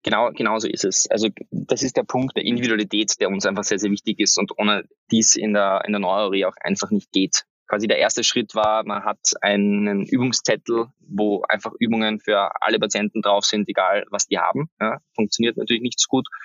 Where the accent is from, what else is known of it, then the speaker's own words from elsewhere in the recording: Austria; für mich als, als Österreicher